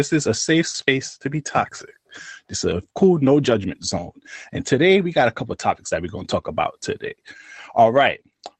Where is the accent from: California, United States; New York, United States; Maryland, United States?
New York, United States; New York City; You know, I'm from Brooklyn.